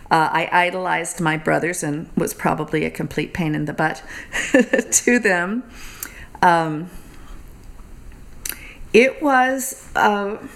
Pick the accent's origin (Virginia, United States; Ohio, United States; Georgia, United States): Georgia, United States; Atlanta; Atlanta, Georgia.